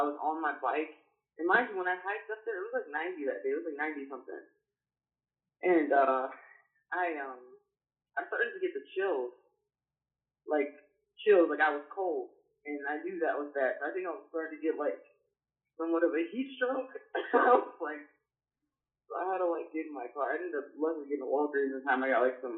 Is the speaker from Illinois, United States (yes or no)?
yes; Chicago, Illinois, United States; moved away as an adult; now in Tempe, United States; I'm from the Chicago area, so we don't have mountains there